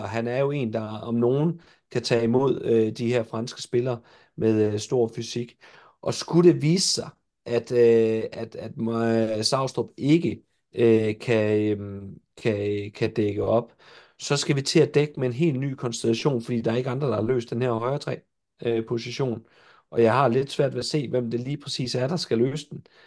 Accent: Jutland, Denmark; jeg er jo jyde

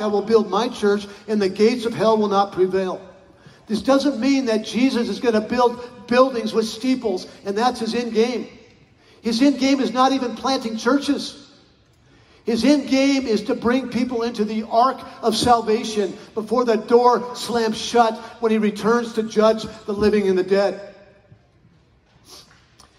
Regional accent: Colorado, United States; I grew up in Colorado

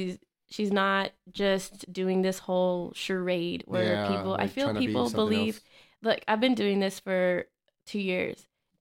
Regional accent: El Paso, Texas, United States; I grew up on the street named on Truman, like by Travis Elementary School, and then I moved to Idalia Street.

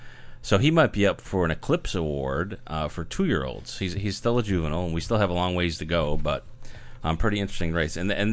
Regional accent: Syracuse, New York, United States; moved away; I was heading up to Syracuse, New York, my hometown.

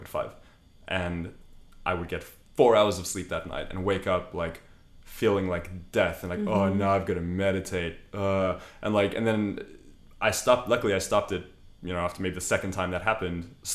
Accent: South Africa; I'm South African, meat is like in our culture

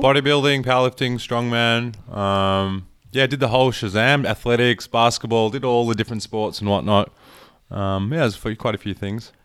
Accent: Melbourne, Victoria, Australia; I was born in Melbourne, but my parents were born there, and they came here, like, fifty years ago

